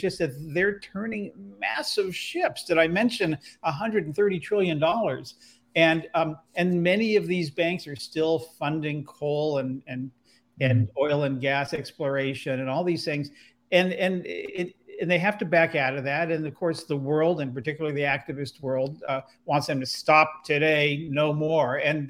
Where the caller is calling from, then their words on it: Oakland, California, United States; I'm here in Oakland, California, which is where I'm based